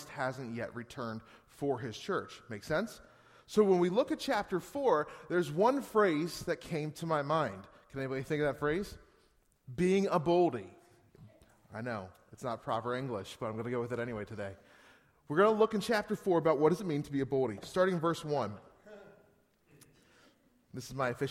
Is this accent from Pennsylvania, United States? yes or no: yes; Gettysburg, Pennsylvania, United States; moved away as an adult; now in Northeast Pennsylvania, United States; We're still from Pennsylvania. We're from Gettysburg. We moved here in 2010